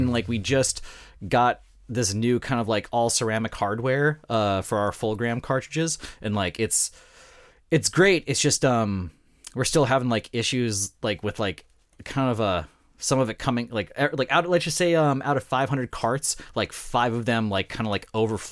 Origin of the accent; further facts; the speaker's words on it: North Dakota, United States; I'm from North Dakota